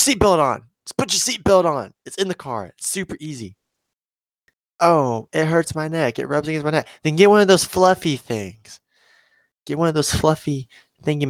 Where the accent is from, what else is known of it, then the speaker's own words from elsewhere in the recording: Osceola, Arkansas, United States; I was at home in Osceola